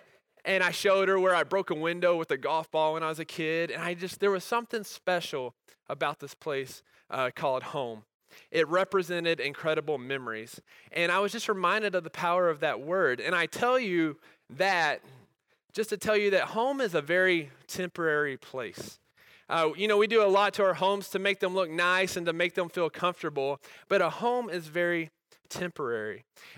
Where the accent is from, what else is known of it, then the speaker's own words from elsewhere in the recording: Texas, United States; You see, I grew up in Texas, which is God's country pretty much.